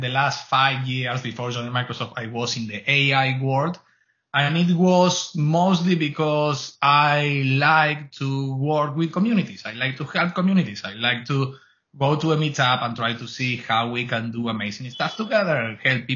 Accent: Argentina; English is a second language; moved away as an adult; also born or lived in Spain; now in Canada; born and raised in Argentina, moved to Spain in the early 2000s and moved to Canada on 5 or 6 years ago

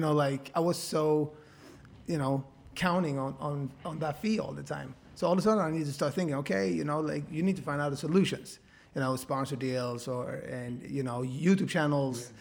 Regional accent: Sweden; I'm from such a small town in Sweden

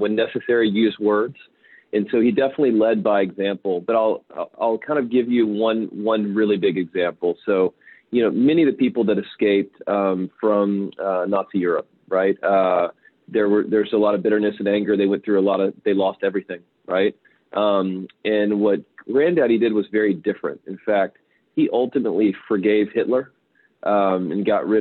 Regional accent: Louisiana, United States; Growing up in Louisiana, I spent a lot of time in the swamps, and so I grew up eating a lot of crawfish.

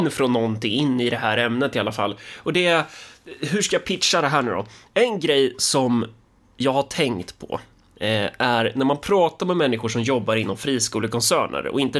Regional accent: Sweden; Ja, Alltså det smutsigaste man, man som svensk kan, kan komma på är väl egentligen sån här typisk eh, sån här dansk

